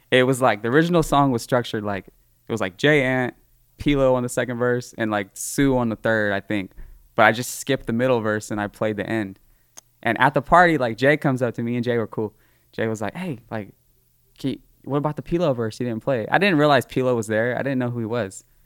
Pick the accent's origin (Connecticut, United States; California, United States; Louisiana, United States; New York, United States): California, United States; Livermore; I'm from Livermore